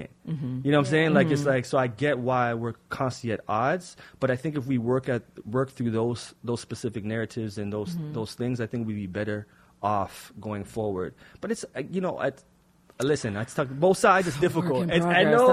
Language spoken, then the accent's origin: English; Jamaica; being Jamaican, parents mm-hmm. being Jamaican as well